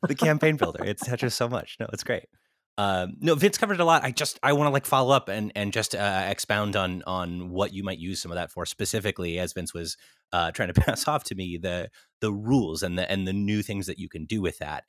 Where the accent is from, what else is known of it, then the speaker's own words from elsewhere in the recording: Central California, United States; moved away as an adult; also born or lived in Irvine / New York; now in Los Angeles, United States; I grew up in Central California originally